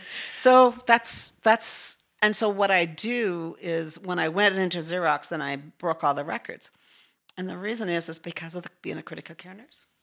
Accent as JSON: {"language": "English", "region": "Newfoundland and Labrador", "country": "Canada", "tie": "born or raised there", "moved": "as an adult", "said": "I grew up in northern Newfoundland"}